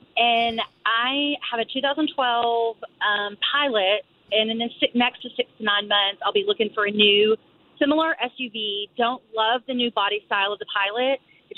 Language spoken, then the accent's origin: English; Houston, Texas, United States; I'm a Texan.